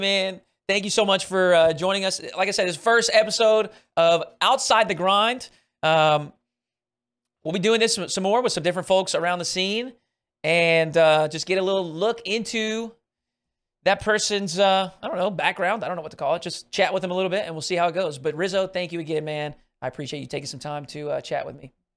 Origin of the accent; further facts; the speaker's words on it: Arkansas, United States; I grew up in Arkansas